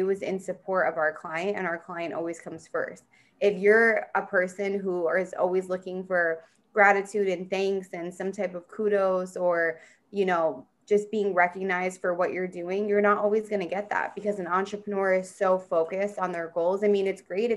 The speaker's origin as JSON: {"language": "English", "region": "Central New Jersey", "country": "United States", "tie": "born or raised there", "moved": "as an adult", "lives_now": "San Diego, United States", "said": "I'm in Central. So mainly I grew up in Central."}